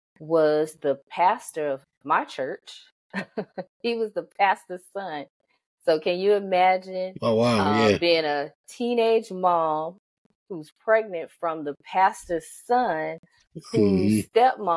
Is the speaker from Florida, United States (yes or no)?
yes; Belle Glade, Florida, United States; also born or lived in Pittsburgh; I was born and raised in Belle Glade